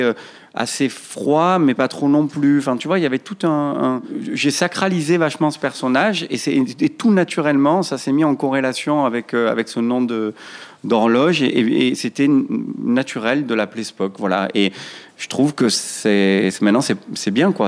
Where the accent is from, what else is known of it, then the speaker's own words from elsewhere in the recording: Marseille, Provence-Alpes-Côte d'Azur, France; also born or lived in Paris; je suis né à Marseille dans un quartier qu'on appelle Félix Piat. C'est un, c'est un quartier dit euh, quartier sensible, euh, quartier nord de Marseille. J'ai été, euh, j'ai été scolarisé jusqu'à l'âge de 15 ans